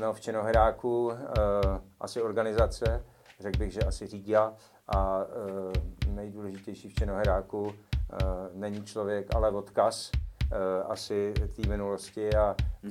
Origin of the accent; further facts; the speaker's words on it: Moravia, Czechia; now in Prague, Czech Republic; já jsem z Moravy, tam jsem vlastně, dokud jsem žil mimo Prahu